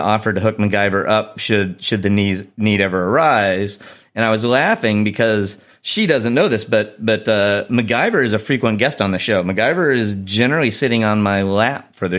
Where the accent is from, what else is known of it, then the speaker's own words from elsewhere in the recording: Chicago, Illinois, United States; in Chicago, in my hometown